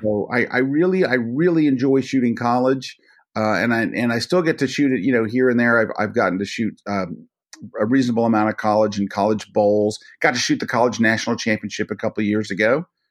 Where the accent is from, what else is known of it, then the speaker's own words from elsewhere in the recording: Tampa, Florida, United States; I grew up in the Tampa Bay area, which is which is not an awesome sports town by any means